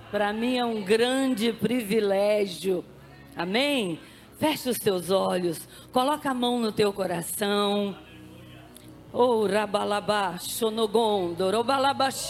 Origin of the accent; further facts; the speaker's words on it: Belo Horizonte, Minas Gerais, Brazil; Eu sou de Belo Horizonte, da Igreja Batista da Lagoinha.